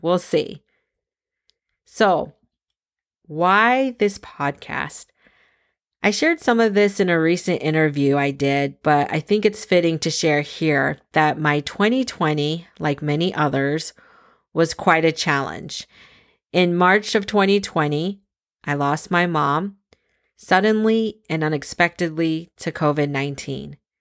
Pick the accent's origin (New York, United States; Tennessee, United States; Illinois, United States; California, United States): California, United States; San Francisco; moved away as an adult; also born or lived in Boston / Scranton, Pennsylvania; now in East Coast, United States; I was born in San Francisco, California, first generation American with both my parents emigrating from the Philippines